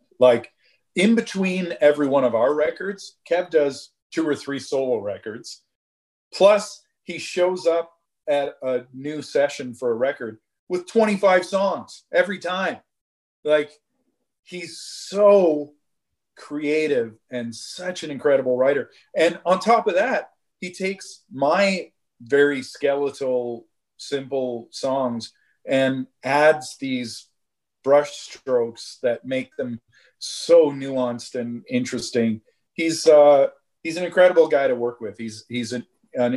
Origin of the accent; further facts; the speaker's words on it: Southern Ontario, Canada; I grew up here in Southern Ontario